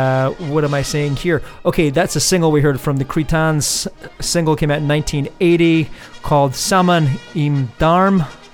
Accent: United States; I say Hefe because I'm American.

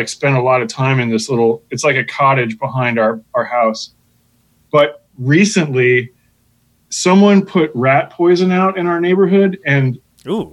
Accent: East Coast, United States; moved away; I grew up on the East Coast

